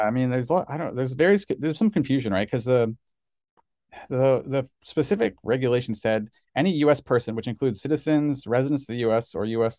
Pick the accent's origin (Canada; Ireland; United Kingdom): Canada; now in United States; I'm Canadian, but I got citizenship